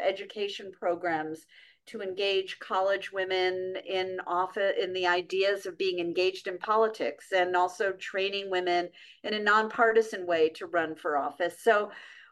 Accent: New York City, New York, United States; I grew up in New York City

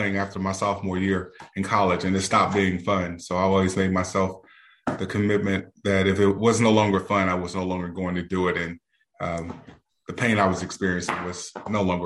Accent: Beaumont, Texas, United States; now in Houston, United States; grew up in Texas, in Southeast Texas, in a city southeast of Houston, Beaumont

